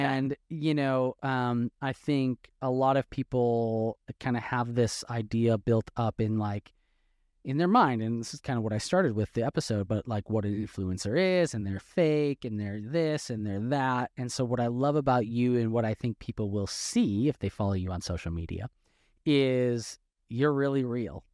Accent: Wisconsin, United States; now in Texas, United States; I'm from Wisconsin, but, but been in Texas since two thousand twelve

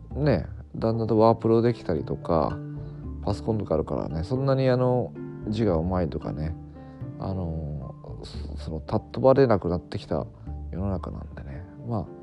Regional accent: Fukuoka, Japan; moved away as an adult; also born or lived in Beppu, Oita; 僕あのまあ福岡出身で

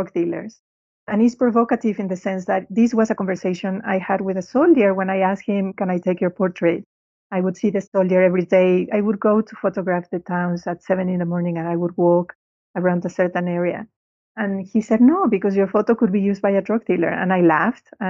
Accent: Mexico; now in London, United Kingdom; growing up in Mexico

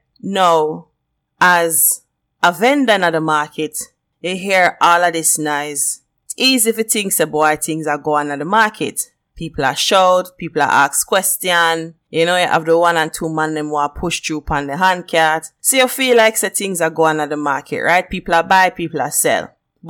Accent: Jamaica; accent: Jamaican; I'm Jamaican and I'm proud of where I come from. And the Jamaican accent, one of the best accent.

